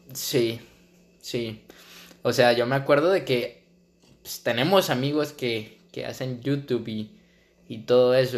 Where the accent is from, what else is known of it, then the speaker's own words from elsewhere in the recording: Cali, Valle del Cauca, Colombia; moved away as an adult; now in Vancouver, Canada; viví y nací 19 años en Cali, Colombia.